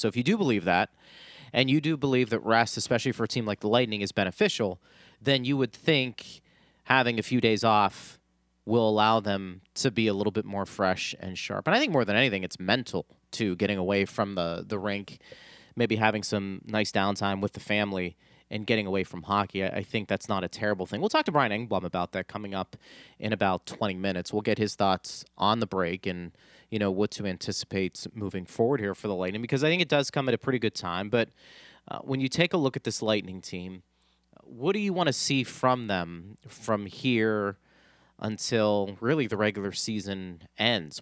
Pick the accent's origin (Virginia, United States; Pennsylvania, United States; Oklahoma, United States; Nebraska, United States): Pennsylvania, United States; Pittsburgh; moved away; I'm from Pittsburgh